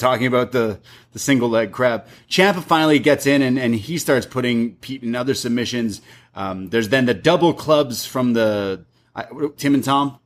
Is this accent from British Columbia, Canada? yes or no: no; Toronto, Ontario, Canada; I grew up in Scar, like, Scarborough area, North York area, Toronto.